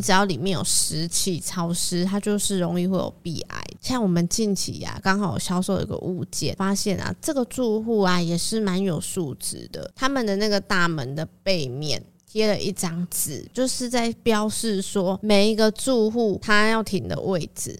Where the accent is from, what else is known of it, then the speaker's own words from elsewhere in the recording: Taiwan; 可是像一般我们台湾人，大部分其实都还是有在拿香拜拜的